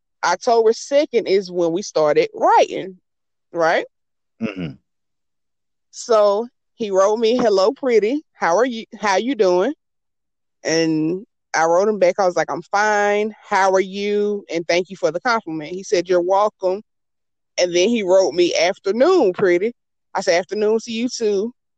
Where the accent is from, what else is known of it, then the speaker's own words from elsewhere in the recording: the South, United States; I'm from the South